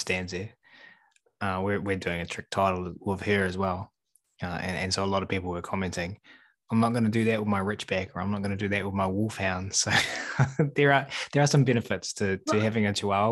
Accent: New Zealand; I'm from New Zealand

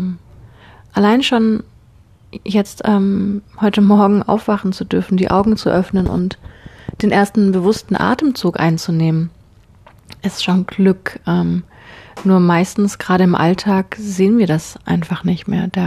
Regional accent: Konstanz, Baden-Württemberg, Germany; Ich bin in Konstanz in meiner Heimatstadt losgelaufen

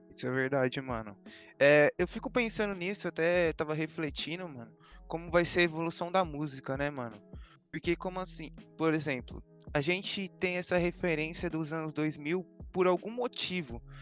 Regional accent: São Paulo, Brazil; Sou da Zona Leste aqui, moro do lado da casa do Feb, praticamente

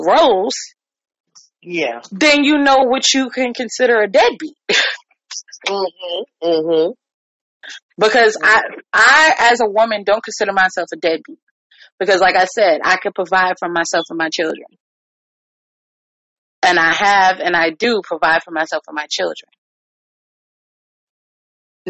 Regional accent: New York, United States; now in Virginia, United States; I'm a New Yorker

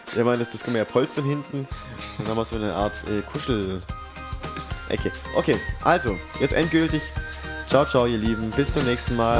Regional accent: Swabia, Baden-Württemberg, Germany; ich bin ja Schwabe durch und durch

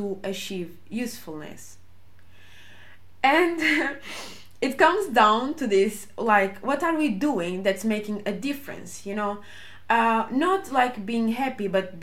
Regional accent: Portugal; I was growing up in Portugal

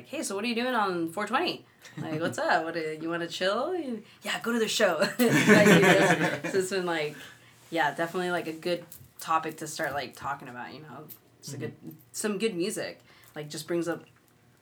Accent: Utah, United States; now in California, United States; I grew up in Utah

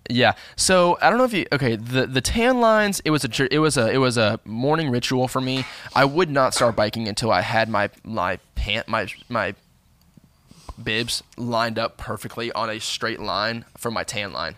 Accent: Bowling Green, Kentucky, United States; moved away; growing up in Bowling Green

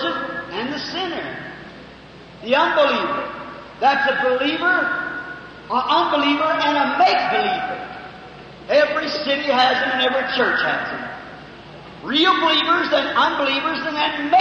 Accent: United States; I'm American and I love my country

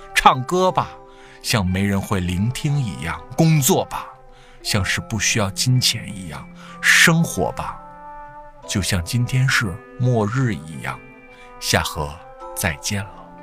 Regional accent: Northeast China, China; 咱们东北人吃一吃饺子

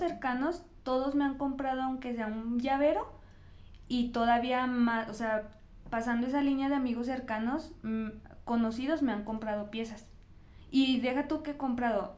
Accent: Fresnillo, Zacatecas, Mexico; moved away as an adult; now in Zacatecas, Mexico; yo soy de Fresnillo, entonces cuando me vengo a estudiar acá a Zacatecas

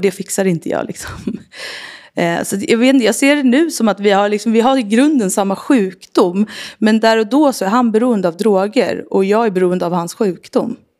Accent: Sollentuna, Stockholm County, Sweden; jag är uppvuxen i Sollentuna, norr om Stockholm

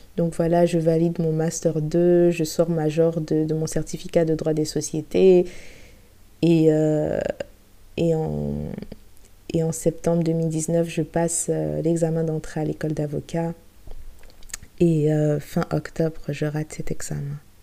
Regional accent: Abidjan, Côte d’Ivoire; moved away as an adult; now in France; ça va faire six ans que j'ai quitté Abidjan pour euh, venir poursuivre mes études supérieures en France

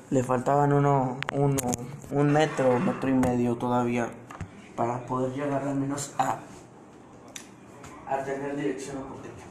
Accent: Mexico; A mí esto me emociona mucho, obviamente soy mexicano y esto me, interesa mucho que el Chucky marque gol

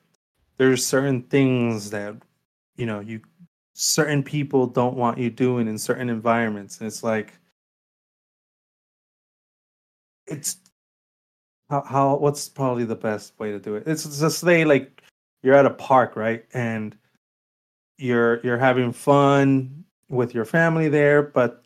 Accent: Miami, Florida, United States; moved away; I grew up in Miami where, you know, you better go dressed up every single place, always

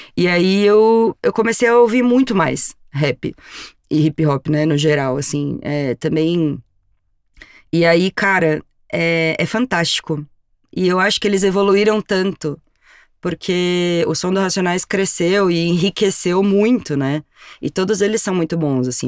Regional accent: São Paulo, Brazil; eu também vim da periferia de São Paulo, eu também sou da Zona Sul

